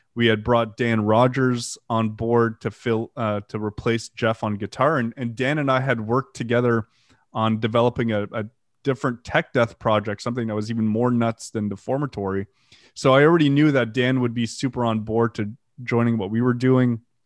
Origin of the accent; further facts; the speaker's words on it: Canada; first language French; English is a second language; also born or lived in Ottawa; I'm French Canadian, English is my second language